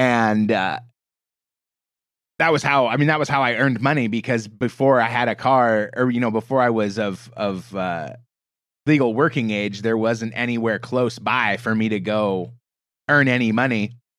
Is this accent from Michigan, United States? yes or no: no; Portland, Oregon, United States; But I grew up in the Portland, Oregon area, west coast of the States, you know, sort of middle of the country.